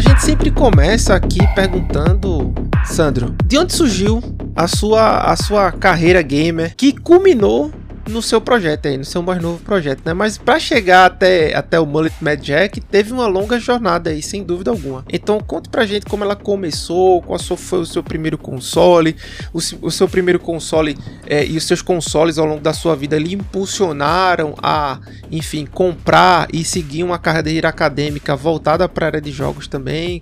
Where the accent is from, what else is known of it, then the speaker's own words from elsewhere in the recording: Recife, Pernambuco, Brazil; a gente é de Recife